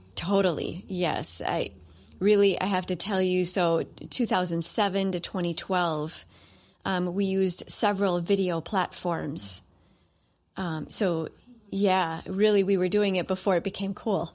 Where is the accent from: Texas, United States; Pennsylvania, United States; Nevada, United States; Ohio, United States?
Ohio, United States; Cleveland; now in Minnesota, United States; I am from Cleveland, Ohio